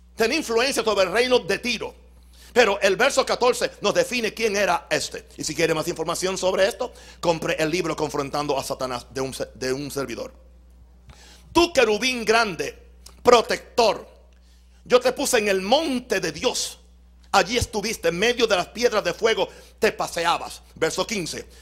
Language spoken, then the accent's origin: Spanish; Puerto Rico; mi mamá me parió en Puerto Rico?